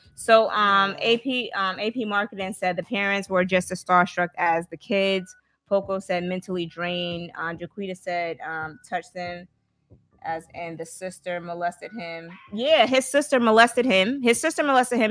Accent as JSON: {"language": "English", "region": "Alabama", "country": "United States", "said": "I'm from Alabama."}